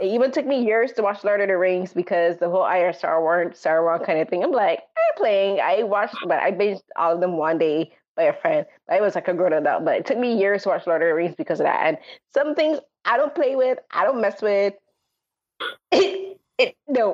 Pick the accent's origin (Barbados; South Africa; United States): Barbados; growing up in Barbados